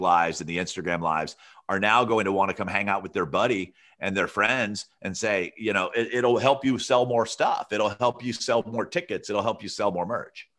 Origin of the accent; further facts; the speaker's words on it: Alabama, United States; moved away; also born or lived in Santa Barbara, California; I grew up in Alabama